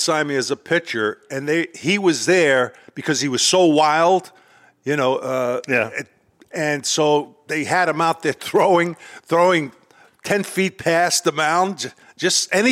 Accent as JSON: {"language": "English", "town": "New York City", "region": "New York", "country": "United States", "tie": "born or raised there", "said": "I grew up in Brooklyn"}